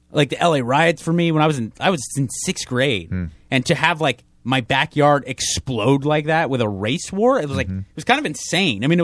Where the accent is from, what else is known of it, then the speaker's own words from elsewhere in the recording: San Marino, California, United States; Man, I grew up in San Marino, so don't come with me racism shit.